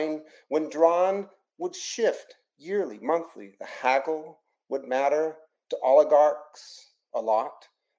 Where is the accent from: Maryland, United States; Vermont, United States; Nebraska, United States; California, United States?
California, United States; San Diego; moved away as an adult; also born or lived in New York City / San Francisco; now in New Orleans, United States; Before that, I was in San Francisco for about 4 or 5 years. And I'm originally from San Diego, California.